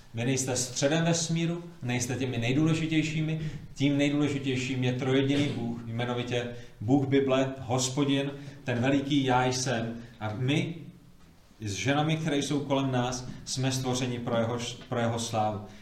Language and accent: Czech; Prague, Czechia; moved away; původně jsem z Prahy, z pražského sboru na Vinohradech